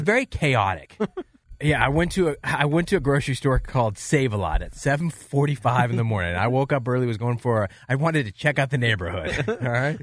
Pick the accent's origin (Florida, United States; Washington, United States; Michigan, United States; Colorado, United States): Washington, United States; eastern; I'm from, uh, the greatest place on earth either in eastern Washington.